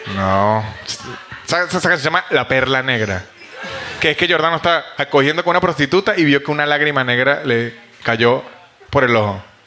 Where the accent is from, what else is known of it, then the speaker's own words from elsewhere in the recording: San Cristóbal, Táchira, Venezuela; now in Buenos Aires, Argentina; yo soy de San Cristóbal, de la frontera